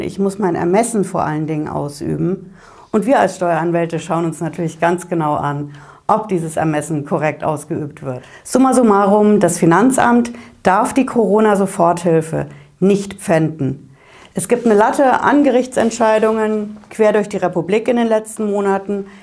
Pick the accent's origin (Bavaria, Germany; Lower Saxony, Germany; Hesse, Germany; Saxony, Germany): Hesse, Germany; bei uns in Hessen